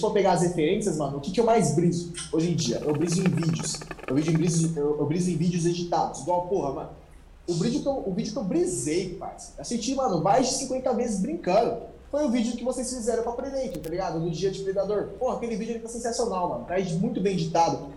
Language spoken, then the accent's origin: Portuguese; São Paulo, Brazil; nasci em São Paulo, moro em São Paulo até hoje. Basicamente, eu nasci na mesma casa que eu estou morando até hoje.